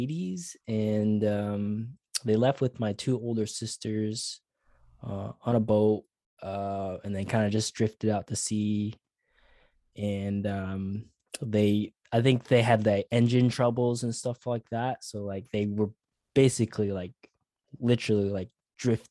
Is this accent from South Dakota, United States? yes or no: yes; Sioux Falls, South Dakota, United States; now in Queensland, Australia; I was born in Sioux Falls, South Dakota, born and bred